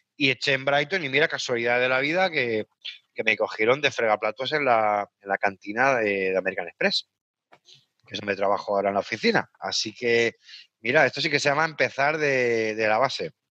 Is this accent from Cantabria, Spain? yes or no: no; Caspe, Aragon, Spain; moved away as an adult; also born or lived in Liverpool / Horsham; now in England, United Kingdom; yo estaba trabajando de técnico de turismo en, Caspe, en mi pueblo